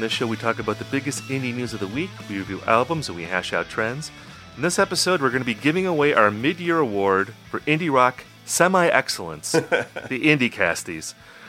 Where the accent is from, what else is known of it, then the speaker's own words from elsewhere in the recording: Upper Midwest, United States; I'm a lifelong resident of the Upper Midwest. I've lived in Wisconsin and Minnesota, so I'm practically Canadian.